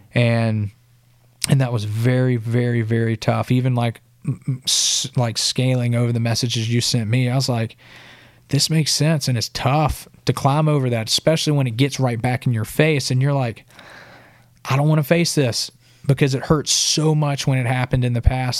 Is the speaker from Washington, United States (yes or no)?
no; Sylacauga, Alabama, United States; moved away as an adult; now in Nashville, United States; my hometown, Sylacauga